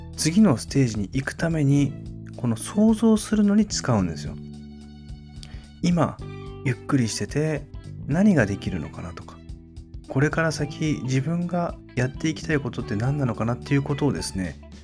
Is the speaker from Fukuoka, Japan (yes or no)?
yes; Kitakyushu, Fukuoka, Japan; 私の地元の北九州